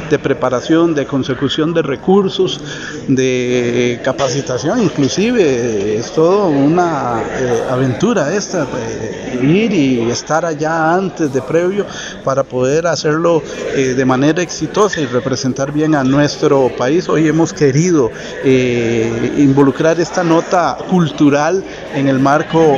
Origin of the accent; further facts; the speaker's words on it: Costa Rica; elementos que son parte del alma del tico y nosotros somos tico